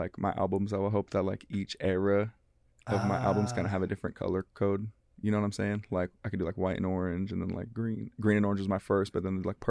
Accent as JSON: {"language": "English", "town": "Seattle", "region": "Washington", "country": "United States", "said": "I'm from West Seattle. Like, my family's from West Seattle. I was born in White Center."}